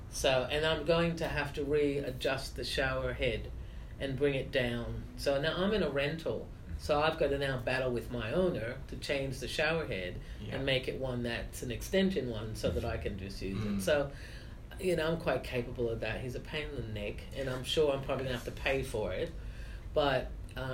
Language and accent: English; United States; moved away; I have all my family in the States